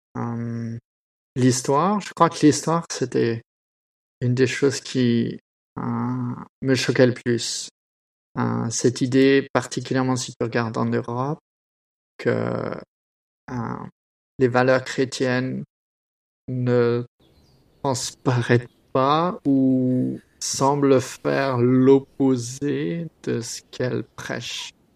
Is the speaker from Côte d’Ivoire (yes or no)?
no; France; now in Australia; j'ai grandi en France